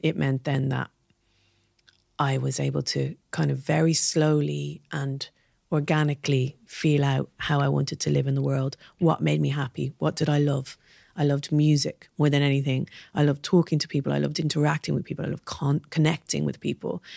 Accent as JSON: {"language": "English", "town": "Dublin", "region": "Leinster", "country": "Ireland", "tie": "born or raised there", "also_born_or_lived": "Belfast", "moved": "as an adult", "said": "growing up in Dublin."}